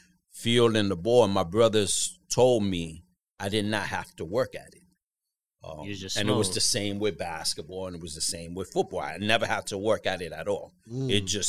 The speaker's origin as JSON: {"language": "English", "town": "New York City", "region": "New York", "country": "United States", "tie": "born or raised there", "said": "Yeah, in Harlem. Harlem. Childhood."}